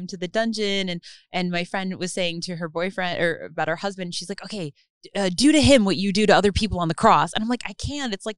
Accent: New Jersey, United States; now in Los Angeles, United States; I'm from New Jersey

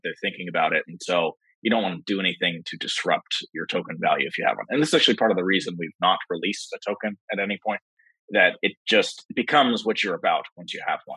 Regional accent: New York City, New York, United States; also born or lived in Berkeley, California; I'm from New York City

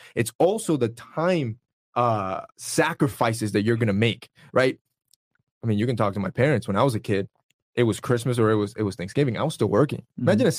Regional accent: Honduras; I'm from Honduras.

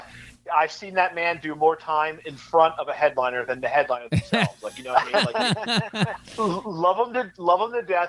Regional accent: Glassboro, New Jersey, United States; I'm a Jersey kid. I was, like I said, born in South Jersey, currently live in Central Jersey

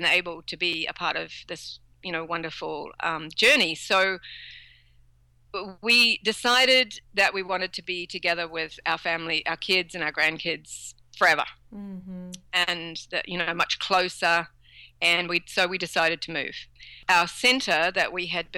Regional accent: New Zealand; also born or lived in Canada; now in Australia; originally we're from New Zealand. We moved out to Canada

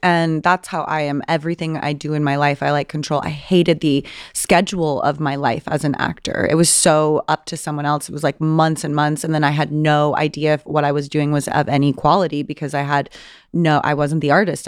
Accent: Southern California, United States; I grew up in Southern California

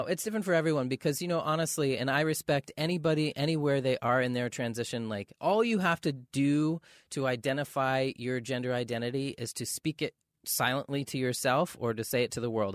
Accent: Maine, United States; now in Los Angeles, United States; growing up in Maine

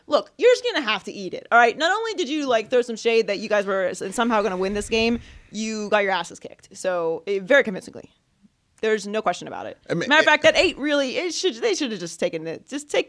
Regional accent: Pittsburgh, Pennsylvania, United States; I'm not from New York. I'm from Pittsburgh.

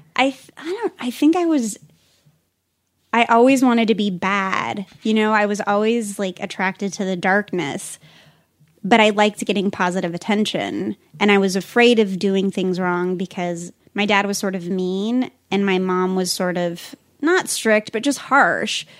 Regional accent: Pueblo, Colorado, United States; I grew up in Pueblo, Colorado, which is about an hour and a half

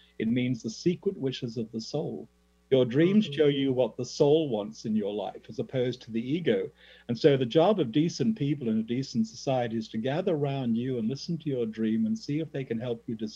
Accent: Australia; my native Australia

